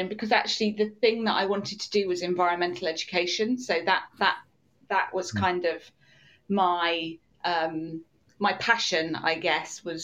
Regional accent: Cornwall, South West England, United Kingdom; also born or lived in Bristol; I'm from Cornwall. I was brought up down here.

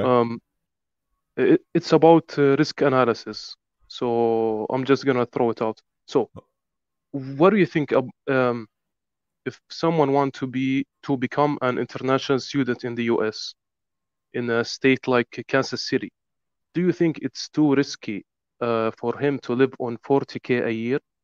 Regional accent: Jordan; English is a second language; moved away as an adult; now in United States; I'm from, uh, do you know, um, Jordan?

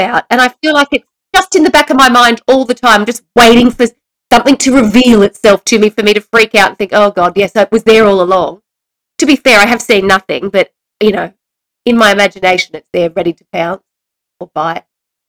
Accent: Australia; I feel like I carry this as an Australian.

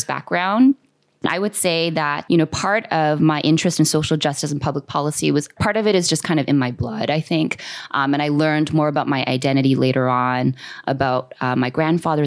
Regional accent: Toronto, Ontario, Canada; moved away as an adult; now in Orange County, United States; I'm a Korean Canadian, proud to be born and raised in Toronto, Ontario, in Canada

